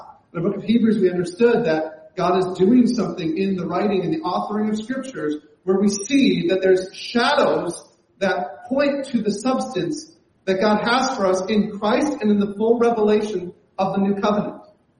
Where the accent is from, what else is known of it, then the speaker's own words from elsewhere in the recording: Canada; my worldview as a Canadian